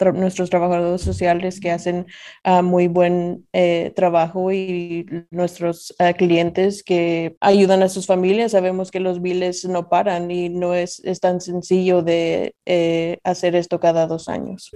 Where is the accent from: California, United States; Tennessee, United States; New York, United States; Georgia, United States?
Tennessee, United States; Nashville; also born or lived in Zacatecas, Mexico; yo nací en Zacatecas, México, soy zacatecana y como decimos en México, soy más de aquí que de allá. Eh, mis padres me trajeron a los Estados Unidos cuando tenía dos años y desde entonces Nashville ha sido mi hogar.